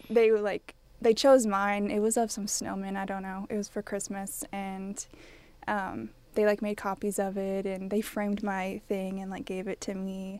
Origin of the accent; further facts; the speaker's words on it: College Station, Texas, United States; I'm from College Station